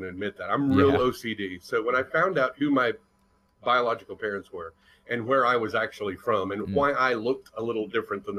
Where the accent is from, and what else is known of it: United States; born or raised there